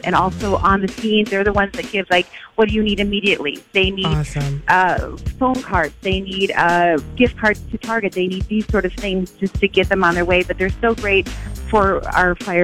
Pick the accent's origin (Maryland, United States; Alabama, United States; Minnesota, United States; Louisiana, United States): Minnesota, United States; growing up in Minnesota